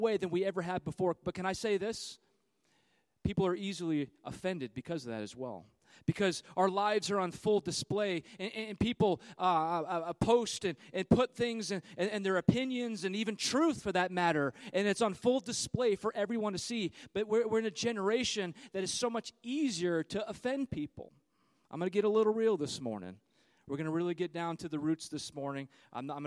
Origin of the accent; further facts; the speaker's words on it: California, United States; I'm from California